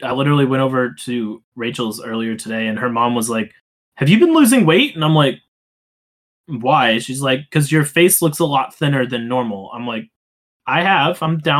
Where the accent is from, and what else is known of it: Cleveland, Ohio, United States